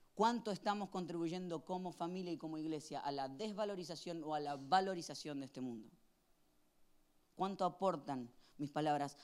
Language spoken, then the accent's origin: Spanish; Argentina; Cuando era chiquito en Argentina